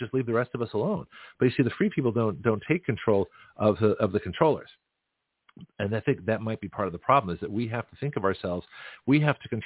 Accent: Toronto, Ontario, Canada; now in United States; being from Toronto

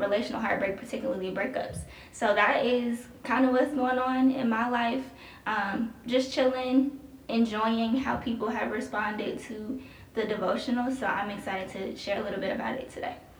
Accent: Chicago, Illinois, United States; moved away as an adult; now in Columbus, United States; I'm originally from Chicago.

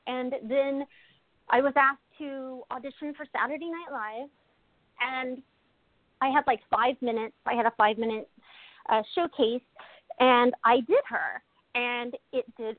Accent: Kansas, United States; moved away; also born or lived in Maine; I'm from Kansas originally

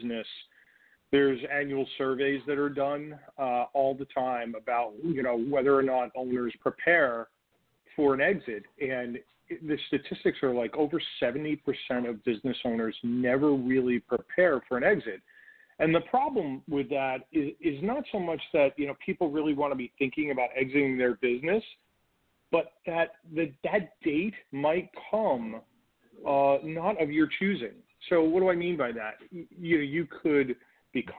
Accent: New York, United States; now in Chicago, United States; New York, originally from New York

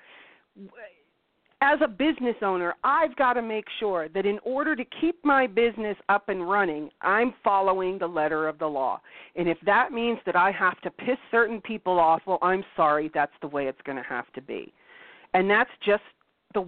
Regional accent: Canada

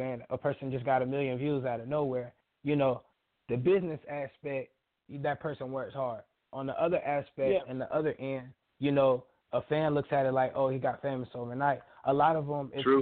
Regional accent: Panama City, Florida, United States; Really, I'm from Florida. I'm from Panama City, Florida

